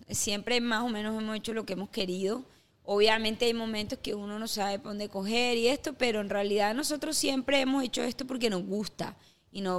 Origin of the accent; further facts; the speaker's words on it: Caribbean Region, Colombia; Eh, el Caribe, el Caribe, yo soy caribeña. Tú te levantas y los colores, el sol, el mar, las frutas. Yo creo que es como la parte, es, esa esencia, es mi raíz.